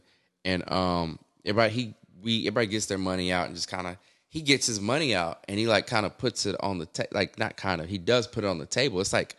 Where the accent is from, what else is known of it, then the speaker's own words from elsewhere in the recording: the South, United States; I can't get down with y'all strip clubs up here, though. I'm from the South.